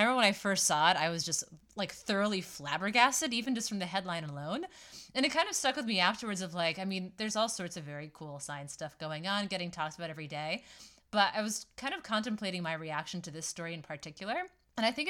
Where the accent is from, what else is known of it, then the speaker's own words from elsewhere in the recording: Massachusetts, United States; I'm at least from Massachusetts.